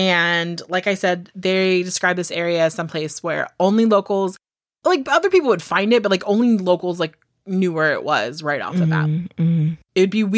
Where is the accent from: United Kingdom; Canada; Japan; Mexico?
United Kingdom; Because apparently I'm British, but that's fine.